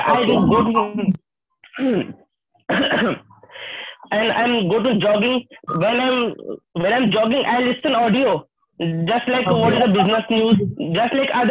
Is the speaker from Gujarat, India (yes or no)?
yes; Surat, Gujarat, India; I am from Surat. Surat, Gujarat